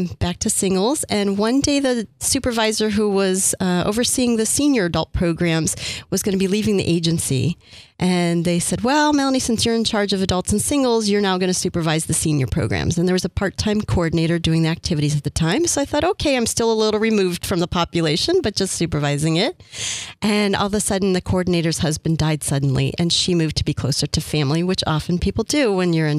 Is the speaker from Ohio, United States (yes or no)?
yes; Cleveland, Ohio, United States; moved away as an adult; also born or lived in Washington, D.C.; now in San Diego, United States; I was originally from Cleveland, Ohio